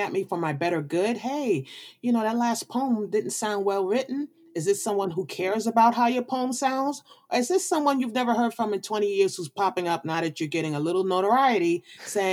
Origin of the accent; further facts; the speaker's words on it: New York City, New York, United States; being from the Brooklyn of New York